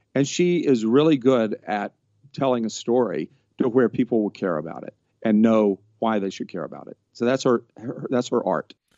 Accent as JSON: {"language": "English", "region": "Georgia", "country": "United States", "moved": "yes", "lives_now": "Los Angeles, United States", "said": "I am from Georgia, and I'm living in Los Angeles"}